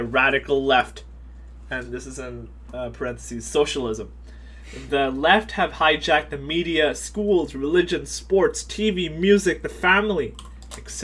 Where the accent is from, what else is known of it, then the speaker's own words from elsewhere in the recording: United States; I was born in America